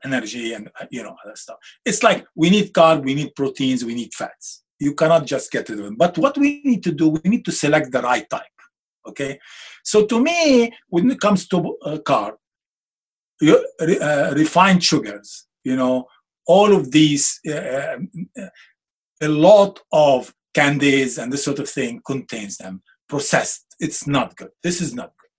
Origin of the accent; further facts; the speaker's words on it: Beirut, Beirut Governorate, Lebanon; moved away; I'm Lebanese. I'm from Beirut.